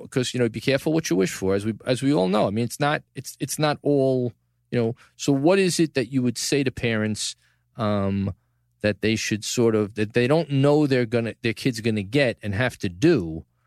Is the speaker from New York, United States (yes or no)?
yes; New York City, New York, United States; From the Gotham Podcast studio in the heart of downtown New York City, my hometown, Tribeca, the greatest city